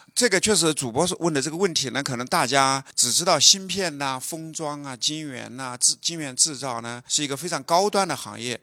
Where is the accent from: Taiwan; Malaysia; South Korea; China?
China; 我以前是做外贸的